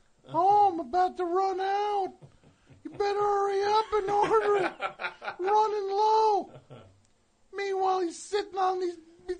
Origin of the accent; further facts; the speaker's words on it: Highland Park, New Jersey, United States; also born or lived in Guam; I was born in Guam. I'm not from Guam. From New Jersey. Highland Park, baby.